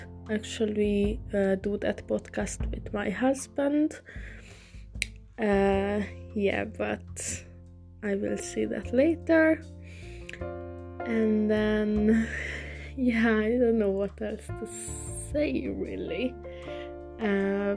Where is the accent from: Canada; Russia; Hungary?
Hungary; English is a second language; now in England; originally I'm from Hungary. So also sorry for my English accent, it's not the best, but I'm learning